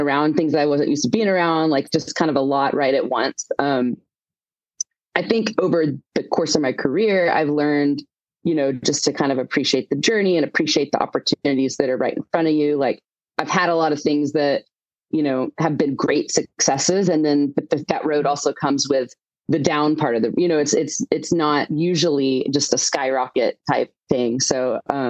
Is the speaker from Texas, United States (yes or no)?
yes; Houston, Texas, United States; moved away as an adult; also born or lived in Nashville, United States / Los Angeles, United States; I'm from the Houston area.